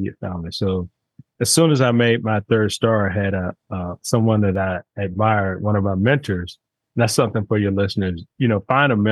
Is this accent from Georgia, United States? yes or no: yes; Atlanta, Georgia, United States; I'm from Atlanta